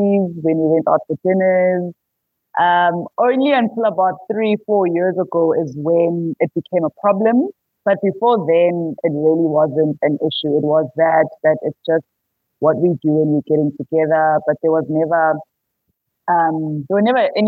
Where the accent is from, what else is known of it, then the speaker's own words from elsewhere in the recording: Pietermaritzburg, KwaZulu-Natal, South Africa; also born or lived in Johannesburg; I am from Pietermaritzburg in KZN. That's where I live